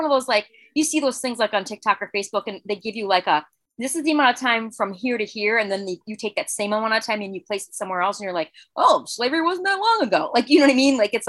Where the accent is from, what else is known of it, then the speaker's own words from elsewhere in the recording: Chicago, Illinois, United States; we are three people from Chicago.